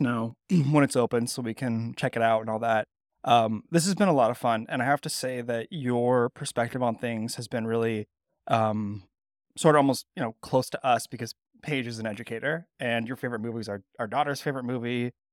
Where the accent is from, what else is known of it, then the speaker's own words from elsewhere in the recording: Bay Area, California, United States; now in Mid-Atlantic, United States; I grew up in the Bay Area in California, so it's definitely my home park